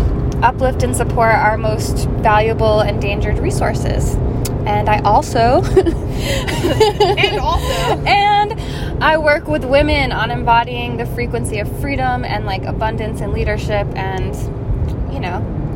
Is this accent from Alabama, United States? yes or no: no; Maine, United States; I grew up in Maine.